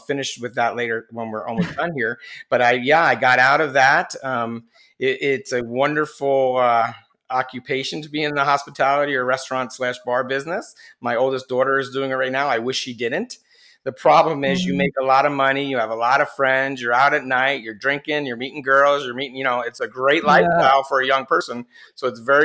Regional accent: New Jersey, United States; I was born in New Jersey on the East Coast here in the United States

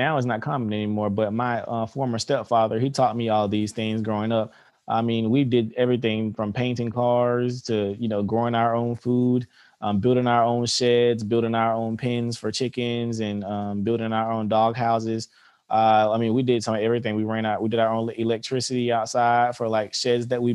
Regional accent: Albany, Georgia, United States; I'm from Albany, Georgia. I grew up here in Albany, Georgia

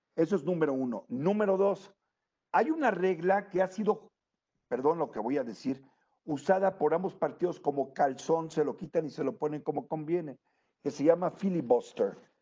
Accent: Mexico; moved away; also born or lived in United States; tengo una nacionalidad mexicana por nacimiento. Y he residido por años realmente en los Estados Unidos.

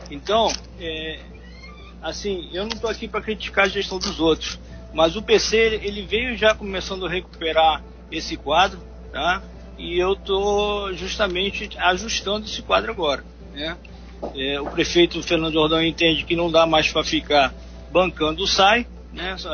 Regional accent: Uruguay; now in Angra dos Reis, Brazil; eu vim morar em Angra em, é, em 1972, eu sou, não sou nem brasileiro, sou uruguaio.

